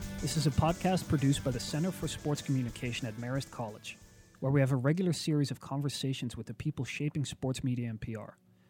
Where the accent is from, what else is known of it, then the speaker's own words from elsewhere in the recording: Belgium; now in United States; while I was a teenager growing up in Belgium